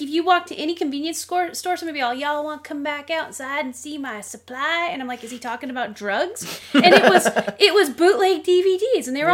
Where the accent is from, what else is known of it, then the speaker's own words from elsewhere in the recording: United States; I'm American.